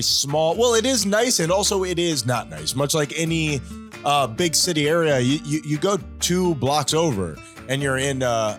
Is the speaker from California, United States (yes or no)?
no; Miami, Florida, United States; One of the things that we're most well known for is being gay and also being from Miami. We're famously from Miami, Tyler.